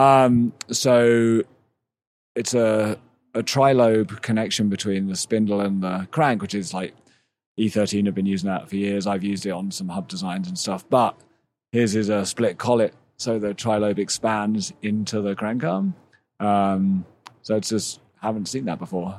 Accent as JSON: {"language": "English", "region": "England", "country": "United Kingdom", "tie": "born or raised there", "also_born_or_lived": "Massachusetts", "moved": "as an adult", "said": "I, I grew up in England"}